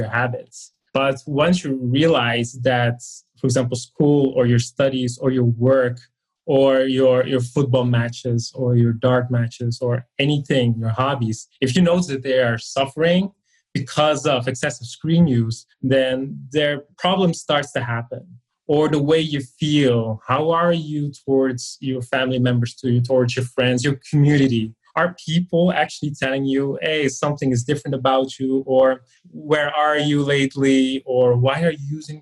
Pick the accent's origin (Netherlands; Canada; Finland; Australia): Netherlands; moved away as an adult; now in Dublin, Ireland; Normally, it's in Dublin, but I'm here now for 5 months because I am from the Netherlands